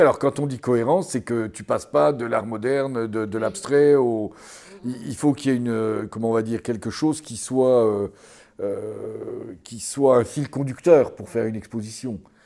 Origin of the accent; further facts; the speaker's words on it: Mont d'Or area, Bourgogne-Franche-Comté, France; ça c'est ma région natale